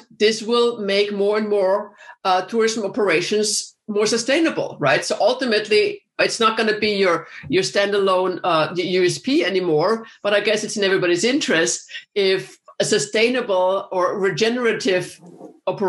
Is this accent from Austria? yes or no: yes; Vienna, Austria; moved away as an adult; also born or lived in Texas / Hawaii / Chicago; I'm from Vienna, Austria originally, but I've lived many years in the States